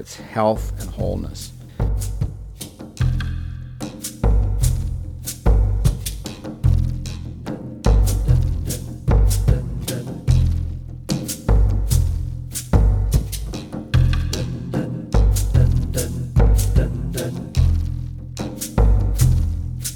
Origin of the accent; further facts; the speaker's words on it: Nebraska, United States; I was born and raised in Nebraska